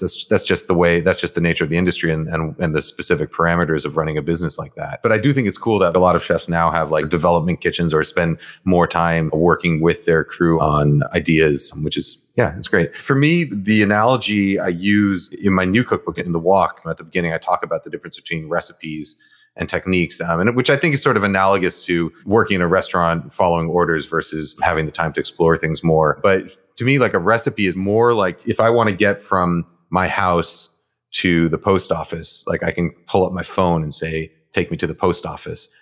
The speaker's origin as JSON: {"language": "English", "region": "New York", "country": "United States", "tie": "born or raised there", "first_language": "Japanese", "second_language": "English", "said": "we lived in an apartment building in, in New York, Morningside Heights"}